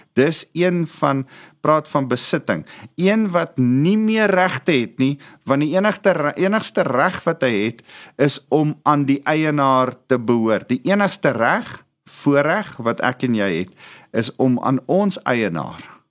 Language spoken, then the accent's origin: Afrikaans; South Africa; ons as Afrikaners